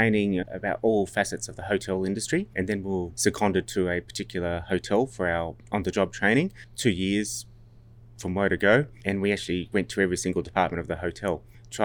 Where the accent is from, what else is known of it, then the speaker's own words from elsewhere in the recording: Sydney, New South Wales, Australia; also born or lived in New Zealand; I was born in the North Shore of Sydney and actually went to school there. And school was the beautiful Barker College up in Hornsby.